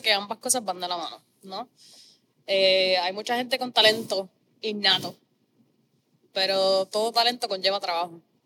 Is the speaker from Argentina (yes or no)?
no; Corozal, Puerto Rico; yo vengo de Corozal, mis papás son ambos maestros